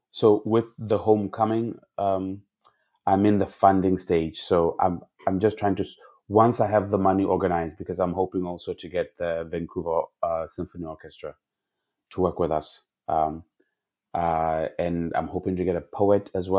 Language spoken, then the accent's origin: English; South Africa; I grew up in South Africa